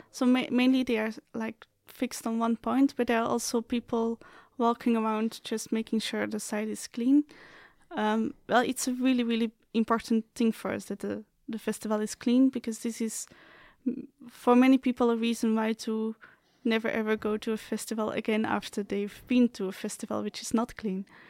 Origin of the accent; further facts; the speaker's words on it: Belgium; moved away as an adult; now in Slovakia; I'm coming from Belgium